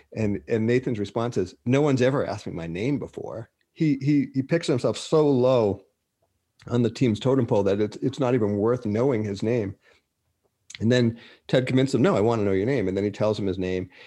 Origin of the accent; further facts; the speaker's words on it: Boston, Massachusetts, United States; moved away; also born or lived in Minnesota; I'm from Boston.